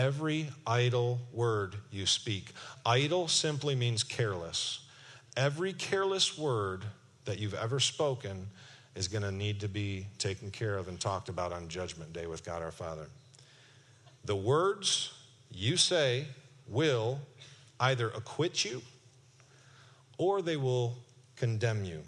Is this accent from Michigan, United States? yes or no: yes; Kentwood, Michigan, United States; I'm from Kentwood, Michigan